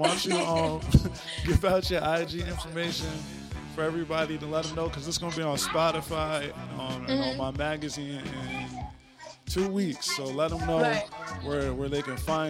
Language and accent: English; Trenton, New Jersey, United States; I'm also from Jersey, Trenton